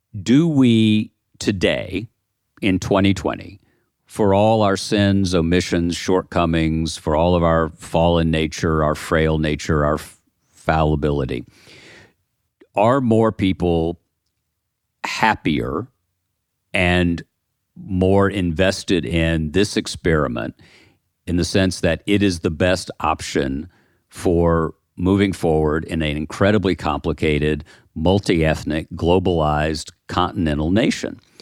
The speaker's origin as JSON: {"language": "English", "region": "the South", "country": "United States", "said": "I live in the South, I come from the South."}